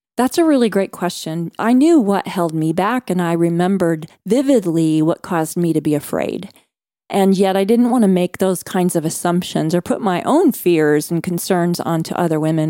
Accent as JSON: {"language": "English", "region": "Midwest", "country": "United States", "tie": "born or raised there", "said": "I was growing up in America's heartland in the cornfields"}